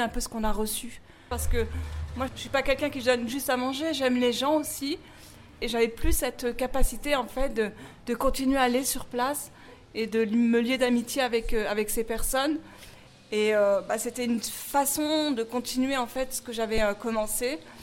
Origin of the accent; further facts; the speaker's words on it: Paris, Île-de-France, France; je suis née en France, j'ai grandi en France, je suis parisienne